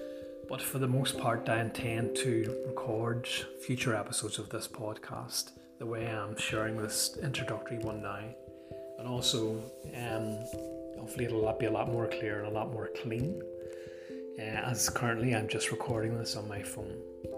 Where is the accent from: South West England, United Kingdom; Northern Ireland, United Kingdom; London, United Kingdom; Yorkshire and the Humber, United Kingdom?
Northern Ireland, United Kingdom; obviously by the sound of my accent it wouldn't be too hard to guess, if you don't already know, that yes, I am from the country of Ireland and from the north of that island.